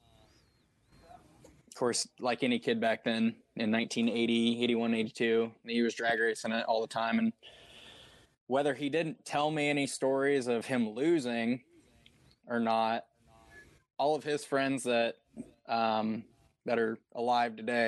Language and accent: English; Southwest Iowa, United States; now in Southeast Iowa, United States; I'm originally from Southwest Iowa. I live in Southeast Iowa now